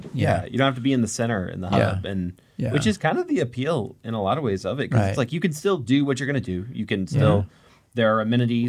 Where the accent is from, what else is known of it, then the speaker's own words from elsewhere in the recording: Normal, Illinois, United States; so I live in Bloomington Normal, Illinois.